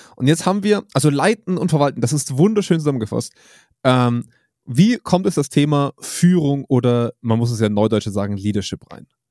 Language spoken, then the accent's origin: German; Germany; bei uns in Deutschland